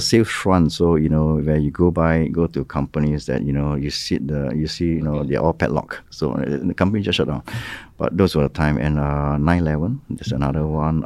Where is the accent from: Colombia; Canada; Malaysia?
Malaysia; moved away as an adult; now in Ho Chi Minh City, Vietnam; my home country, which is Malaysia